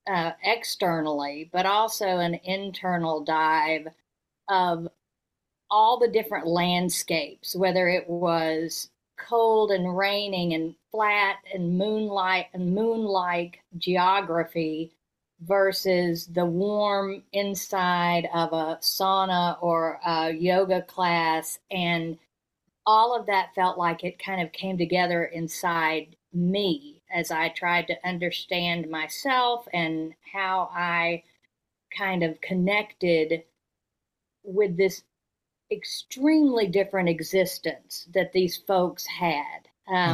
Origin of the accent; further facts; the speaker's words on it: Fayetteville, Arkansas, United States; also born or lived in North Carolina / Georgia; I was born in North Carolina and then lived in Georgia for 5 years before then starting first grade in Fayetteville, Arkansas, from first grade to college